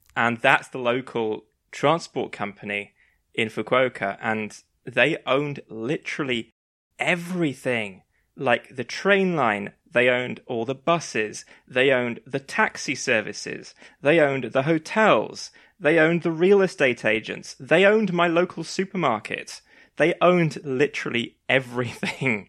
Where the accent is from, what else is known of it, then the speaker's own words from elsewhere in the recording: London, United Kingdom; as a Londoner